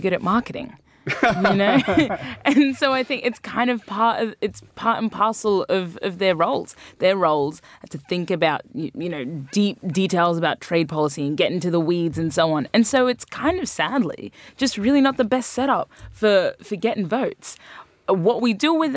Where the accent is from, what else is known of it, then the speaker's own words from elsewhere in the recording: Brisbane, Queensland, Australia; I grew up in Brisbane, Australia